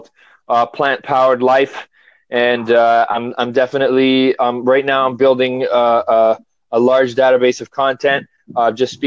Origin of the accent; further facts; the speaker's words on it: Toronto, Ontario, Canada; I am from Toronto originally, but I moved up north to the country